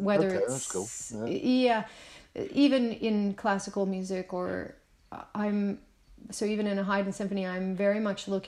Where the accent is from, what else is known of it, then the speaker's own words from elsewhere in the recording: Nova Scotia, Canada; a Canadian who grew up in the countryside in Nova Scotia, which is a peninsula